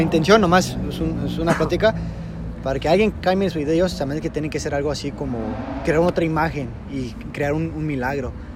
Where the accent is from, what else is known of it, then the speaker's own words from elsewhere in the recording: Mexico; somos mexicanos